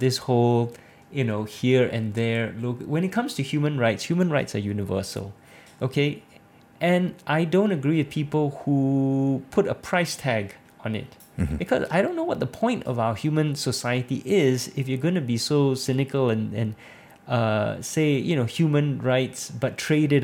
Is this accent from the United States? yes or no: no; Singapore